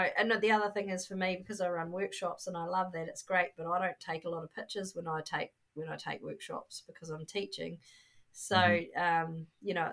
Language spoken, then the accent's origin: English; New Zealand; being a New Zealander